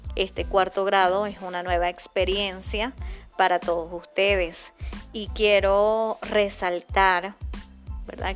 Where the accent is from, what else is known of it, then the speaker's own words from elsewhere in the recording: Venezuela; nosotros tenemos ese privilegio como venezolanos